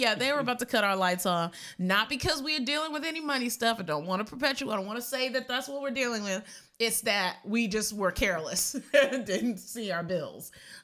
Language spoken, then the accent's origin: English; Severn, Maryland, United States; also born or lived in Puerto Rico; pronouns she and they. I'm from Severn, Maryland, and also Puerto Rico, and all of those places have been gentrified to the max.